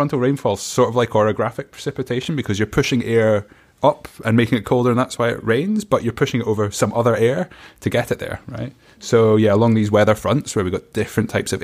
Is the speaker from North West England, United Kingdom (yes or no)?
no; Scotland, United Kingdom; This is the kind of stuff I grew up with in Scotland